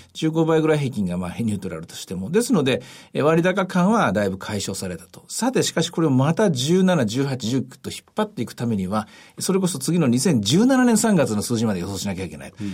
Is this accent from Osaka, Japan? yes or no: yes; Osaka, Japan; 私大阪出身なんでですね